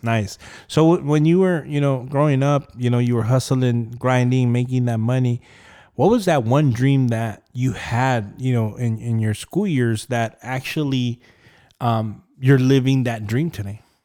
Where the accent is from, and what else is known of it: Rialto, California, United States; born or raised there